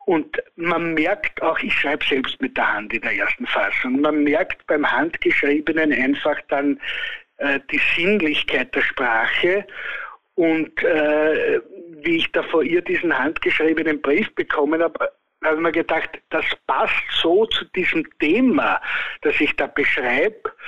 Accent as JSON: {"language": "German", "country": "Austria", "said": "bei uns in Österreich"}